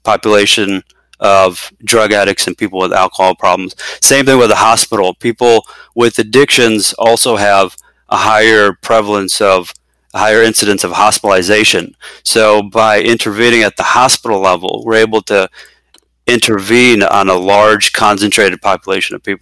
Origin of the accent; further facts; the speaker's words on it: Chicago, Illinois, United States; moved away as an adult; now in Bay Area, California, United States; born and raised in the Chicagoland area, we moved out here a couple years ago to the Bay Area, California